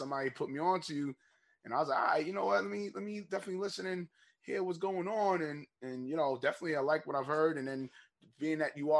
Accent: New York City, New York, United States; also born or lived in Harlem, New York; I was raised in Queens.

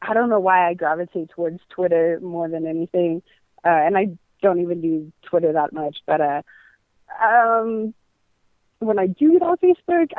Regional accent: San Francisco, California, United States; moved away as an adult; also born or lived in Los Angeles; now in Miami, United States; I'm originally from San Francisco, and spent about 5 years in L.A.

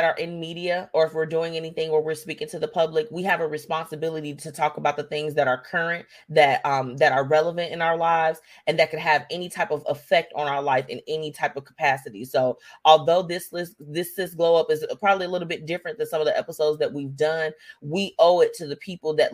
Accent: United States; as an American citizen

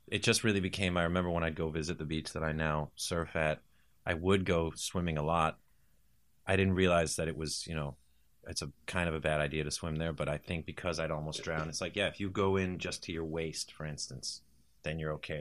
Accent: United States; born or raised there; also born or lived in England

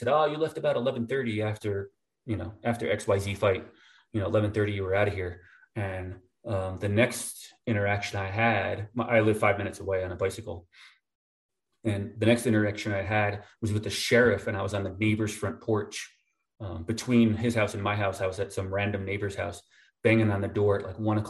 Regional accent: New Jersey, United States; moved away; also born or lived in upstate New York; I lived in Jersey growing up in North Jersey

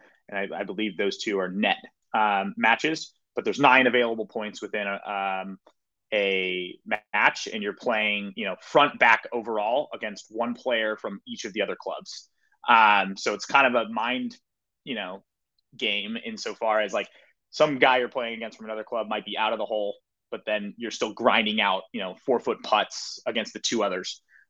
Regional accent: West Coast, United States; a course that maybe I grew up playing on the West Coast that are sort of smaller greens.

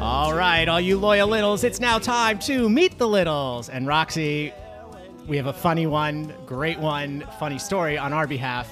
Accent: New York, United States; we're from New York

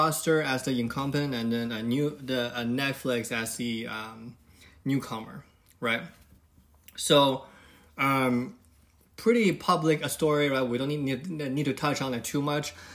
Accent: China; now in United States; When I was little, when I was growing up in China

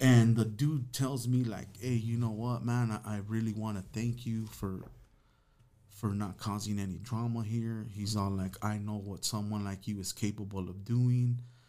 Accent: Los Angeles, California, United States; I'm from Los Angeles, so I'm a sureño.

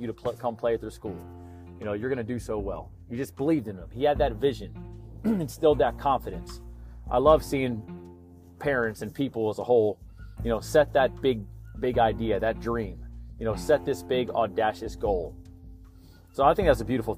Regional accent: Baltimore, Maryland, United States; I'm a Maryland guy, I was born in Baltimore.

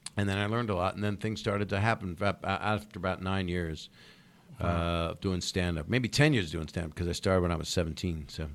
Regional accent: Philadelphia, Pennsylvania, United States; moved away; I grew up a little bit there

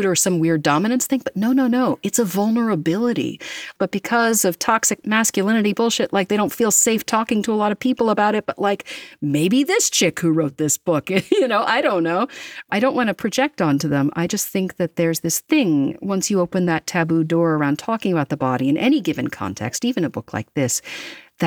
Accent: United States; I'm American

